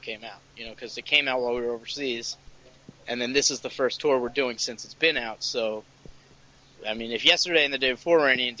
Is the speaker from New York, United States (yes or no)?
yes; New York, United States; I'm from New York